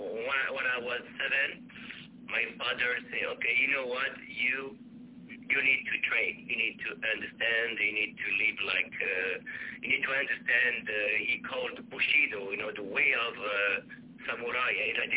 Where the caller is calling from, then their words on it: Sweden; Yeah, I'm calling from Sweden.